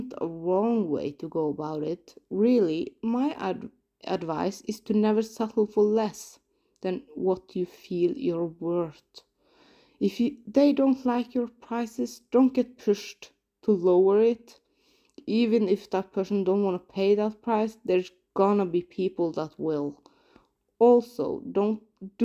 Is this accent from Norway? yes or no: yes; Norway; I'm from Norway